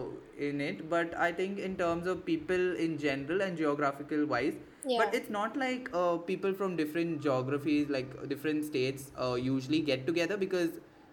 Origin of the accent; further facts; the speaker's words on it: India; Because see, I'm not from India. I mean, I'm from India, but like I'm an NRI.